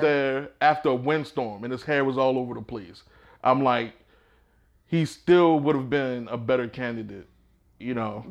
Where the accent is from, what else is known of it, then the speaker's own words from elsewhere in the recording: Baltimore, Maryland, United States; moved away; also born or lived in Georgia; I grew up in Baltimore